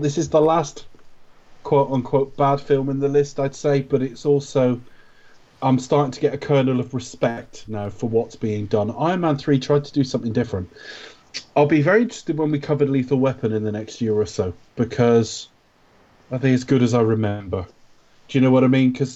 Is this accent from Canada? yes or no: no; United Kingdom; we're British